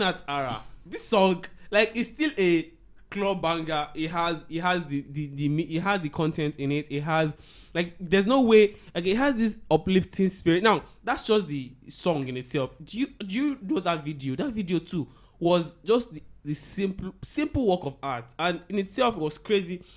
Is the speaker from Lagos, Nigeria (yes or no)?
yes; Agege, Lagos, Nigeria; I grew up in Agege